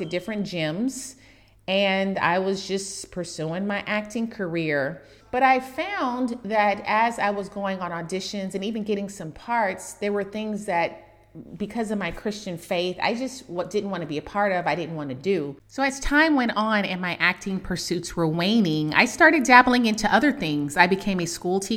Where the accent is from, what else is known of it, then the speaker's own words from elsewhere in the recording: Oakland, California, United States; since I was a little girl growing up in Oakland, California